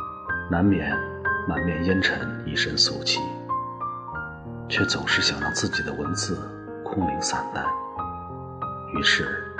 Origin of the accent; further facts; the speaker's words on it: northern Henan, China; moved away as an adult; 我的家乡在豫北，所以我选择这个城市的北区居住，可以遥望家乡。